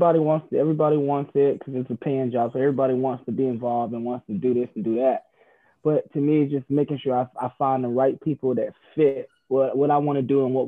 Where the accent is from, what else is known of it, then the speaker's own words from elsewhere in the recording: Savannah, Georgia, United States; now in Cincinnati, United States; It was cool, man. I loved it. Of course, better weather than Cincinnati, but a little different. You know, Savannah is, you know, a little, you know, smaller than Cincinnati.